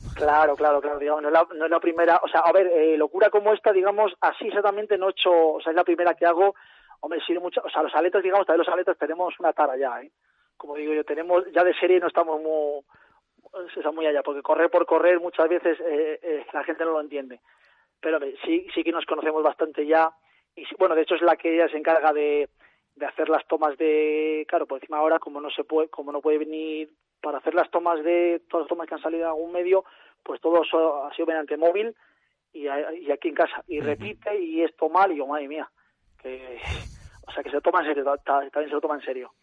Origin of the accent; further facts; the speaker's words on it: Bilbao, Basque Country, Spain; moved away; soy Bilbao, soy nacido en Bilbao, pero sí, sí, la verdad que llevo aquí tiempo ya